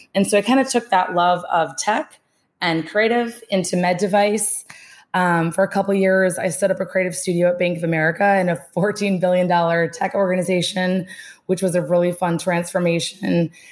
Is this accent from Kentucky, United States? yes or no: no; Minnesota, United States; accent: Midwest; moved away as an adult; also born or lived in Boston; being born and raised in Minnesota, uh, two houses down from a farm